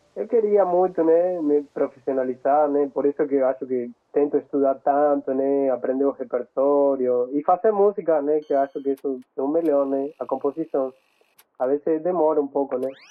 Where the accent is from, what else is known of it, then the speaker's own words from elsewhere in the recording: Entre Ríos, Argentina; Portuguese is a second language; also born or lived in Buenos Aires; now in Brazil; eu sou da Argentina, nasci em Buenos Aires, mas eu fui morar em, em um outro estado, frente do, do Uruguai, Entre Rios